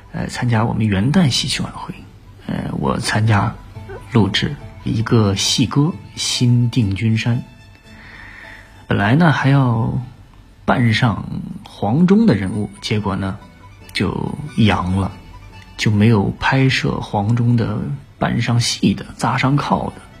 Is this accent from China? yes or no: yes; Hebei, China; now in Shanghai, China; 作为一个河北人来说